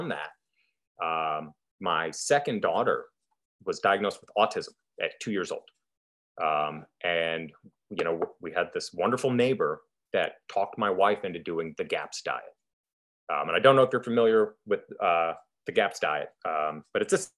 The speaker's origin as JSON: {"language": "English", "country": "United States", "also_born_or_lived": "Idaho", "said": "Here in the States"}